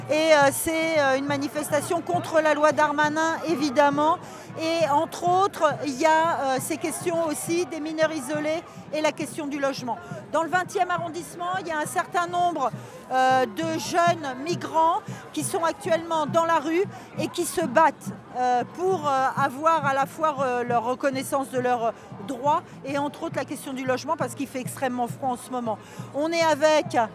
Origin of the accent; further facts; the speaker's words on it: Mali; also born or lived in Spain; now in Paris, France; Moi, je viens du Mali.